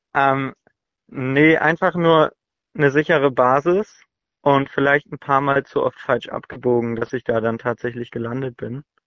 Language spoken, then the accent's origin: German; Hamburg, Germany; Ich komme aus Hamburg